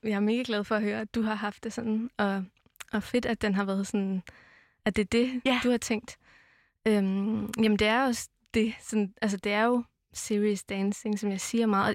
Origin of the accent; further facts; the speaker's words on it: Amager, Capital Region of Denmark, Denmark; jeg er vokset op på Amager